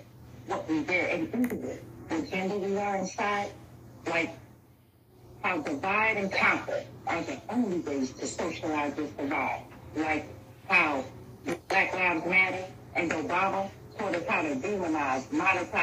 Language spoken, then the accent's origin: English; Philadelphia, Pennsylvania, United States; I'm not from Africa. I'm from Philadelphia, Pennsylvania.